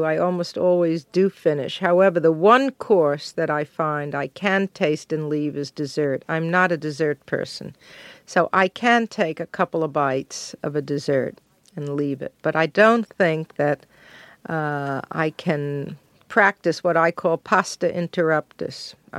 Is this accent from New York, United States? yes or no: yes; Brooklyn, New York, United States; Well, I was brought up in Brooklyn in a Jewish family that was not kosher.